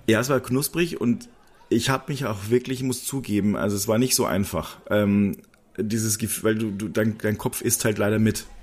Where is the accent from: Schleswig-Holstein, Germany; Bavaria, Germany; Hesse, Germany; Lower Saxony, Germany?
Bavaria, Germany; Regensburg; Ich komme ja aus Regensburg oder aus der Nähe von Regensburg